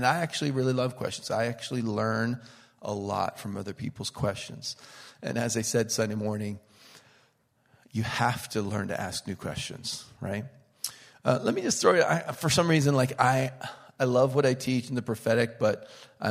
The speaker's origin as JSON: {"language": "English", "region": "Pennsylvania", "country": "United States", "moved": "yes", "lives_now": "Connecticut, United States", "said": "I'm from Pennsylvania, but I live in Connecticut"}